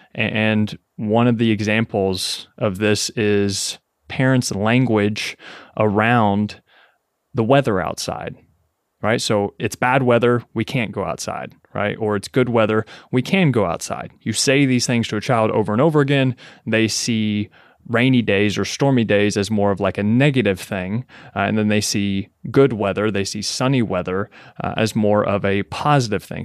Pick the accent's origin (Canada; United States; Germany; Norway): United States; Kentucky; moved away as an adult; also born or lived in Lexington, Kentucky; now in New York City, United States; I was born and raised in Kentucky, right? In a, in a twenty thousand person, uh, small town